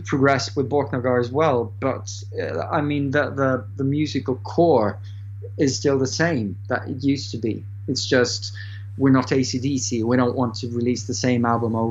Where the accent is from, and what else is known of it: Norway; English is a second language